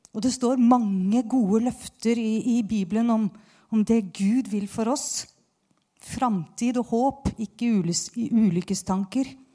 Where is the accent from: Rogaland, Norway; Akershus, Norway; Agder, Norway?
Akershus, Norway; Bærum; Jeg kommer jo fra Bærum, tross alt